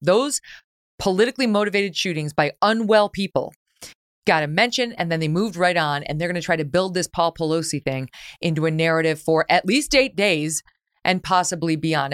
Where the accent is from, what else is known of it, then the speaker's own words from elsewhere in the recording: New York, United States; moved away as an adult; now in Connecticut, United States; I spent most of my fifty-one years as a New Yorker, not New York City, but some of those years, twenty years in New York City.